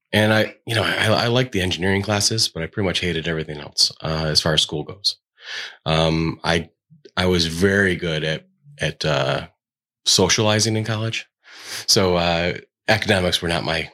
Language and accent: English; Batavia, New York, United States; also born or lived in Buffalo; I'm born and raised in Batavia